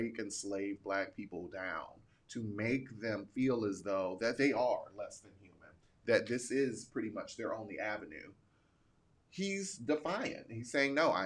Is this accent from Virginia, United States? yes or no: yes; Virginia, United States; now in Mississippi, United States; growing up in Virginia